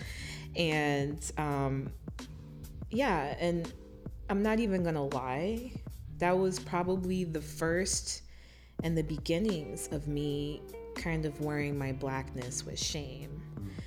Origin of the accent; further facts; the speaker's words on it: Miami, Florida, United States; moved away as an adult; now in Detroit, United States; born and raised in Miami, Florida, and I found myself here in the Motor City not too long ago